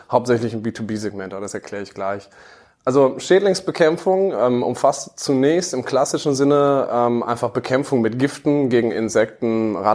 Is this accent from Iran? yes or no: no; North Rhine-Westphalia, Germany; born there; 32 Jahre, geboren im Münsterland